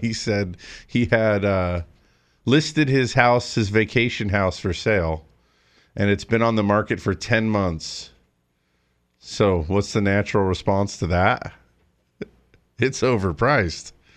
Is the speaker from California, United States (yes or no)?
yes; Big Bear, California, United States; the town where I grew up in Big Bear